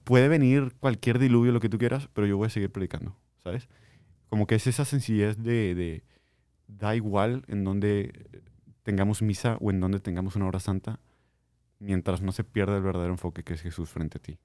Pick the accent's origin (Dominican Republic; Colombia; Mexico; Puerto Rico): Mexico; Linares, Nuevo León; moved away; yo soy de Linares